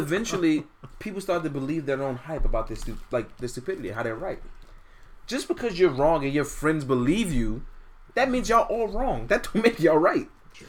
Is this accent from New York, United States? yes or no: yes; New York City, New York, United States; I grew up in Fort Greene, the worst neighborhood in Brooklyn.